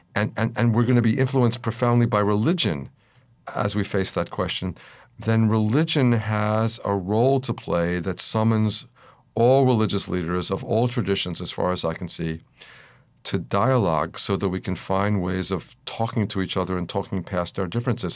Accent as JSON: {"language": "English", "town": "Philadelphia", "region": "Pennsylvania", "country": "United States", "tie": "born or raised there", "said": "when I was a child, growing up in Philadelphia in the nineteen fifties."}